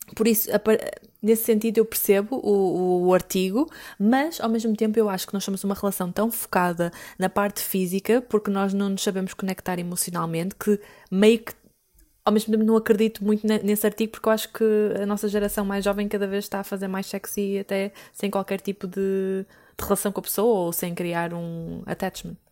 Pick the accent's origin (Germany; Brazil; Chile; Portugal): Portugal; Porto, Norte; eu sou do Porto